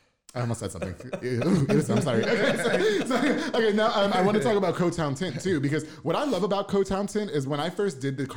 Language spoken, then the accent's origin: English; Puerto Rico; now in Waco, United States; Well, because I'm Puerto Rican, so I'm Caribbean.